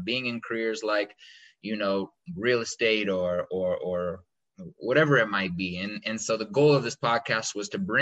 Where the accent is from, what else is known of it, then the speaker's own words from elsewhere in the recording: United States; me being American and, like, you know, just being American